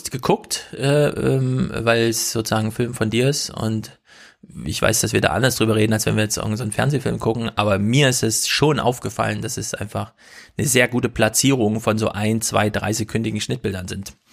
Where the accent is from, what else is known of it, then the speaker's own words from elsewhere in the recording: Germany; ich träume auf Deutsch, ich bin doch Deutscher, wie, was mache ich eigentlich